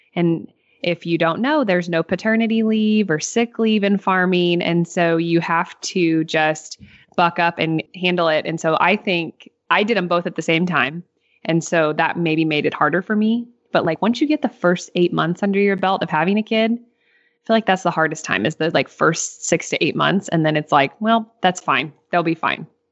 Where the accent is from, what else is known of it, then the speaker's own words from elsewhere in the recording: Northeast Missouri, United States; I'm from Northeast Missouri.